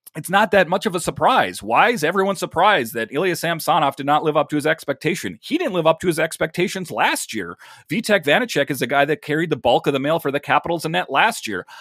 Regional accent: Minnesota, United States; I'm from Minnesota myself

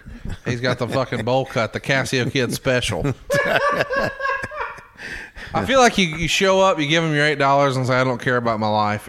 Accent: Alabama, United States; I'm from Alabama.

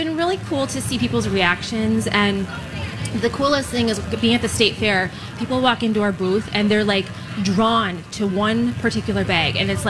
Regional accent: Hudson, Wisconsin, United States; And then Hudson's right next door. That's my hometown. And that is just a beautiful river town for shopping and restaurants.

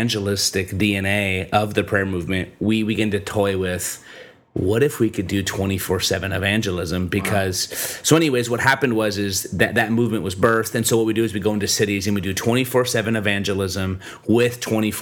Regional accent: Michigan, United States; moved away as an adult; also born or lived in Kansas City, Missouri; now in Brooklyn, United States; I'm actually originally from Michigan

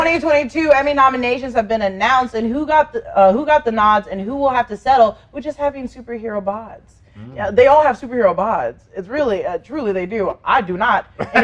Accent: Pacific Northwest, United States; I'm from the West Coast. Pacific Northwest to be exact

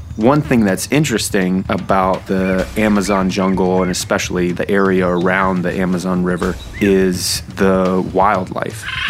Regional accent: New Hampshire, United States; I was born in New Hampshire

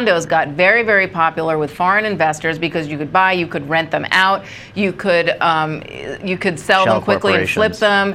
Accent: New York City, New York, United States; moved away as an adult; now in Washington, United States; I grew up in New York

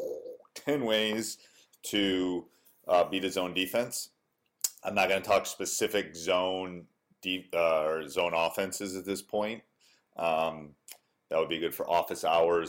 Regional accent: Wisconsin, United States; I grew up in Wisconsin. I went away for school, but then came back.

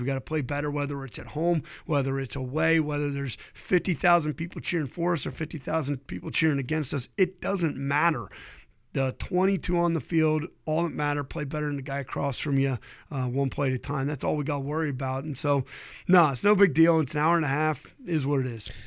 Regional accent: Ohio, United States; I grew up in Ohio

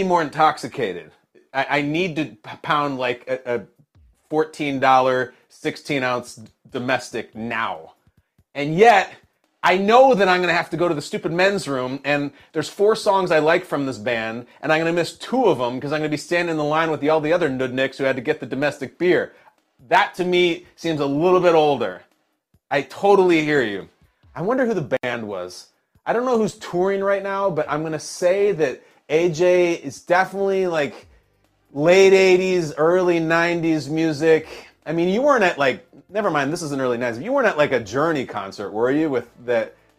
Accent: Chicago, Illinois, United States; moved away; I was from Chicago

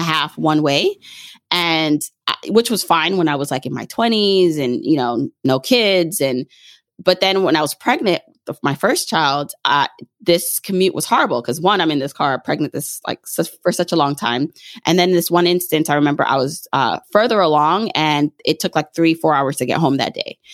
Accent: Jamaica; moved away; I was born in Jamaica, the island

